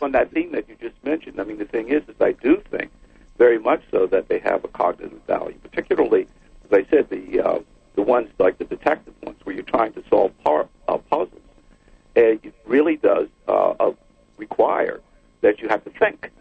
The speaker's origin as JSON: {"language": "English", "town": "New York City", "region": "New York", "country": "United States", "tie": "born or raised there", "said": "I was the oldest of four children, and I grew up in the Bronx"}